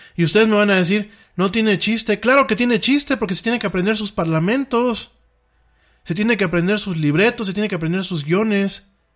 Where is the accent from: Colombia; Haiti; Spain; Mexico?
Mexico; aquí en mi país